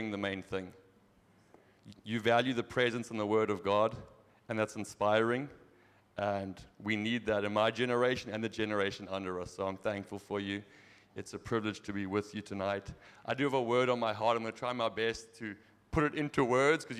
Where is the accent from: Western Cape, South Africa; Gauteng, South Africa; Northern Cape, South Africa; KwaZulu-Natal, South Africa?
Western Cape, South Africa; Knysna; accent: South African; also born or lived in Zimbabwe / Europe; now in United States; I'm half Zimbabwean, half American, raised in South Africa, lived in Europe, and now I'm back in America. But I'm still South African accent